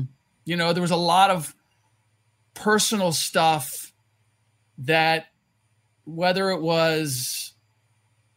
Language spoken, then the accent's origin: English; Cincinnati, Ohio, United States; I'm born and raised in Cincinnati